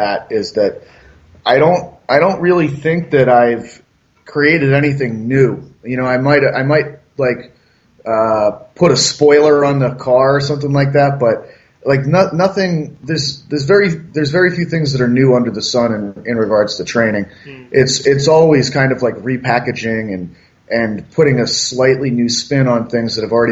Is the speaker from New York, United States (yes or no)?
no; Massachusetts, United States; moved away; I'm originally from Massachusetts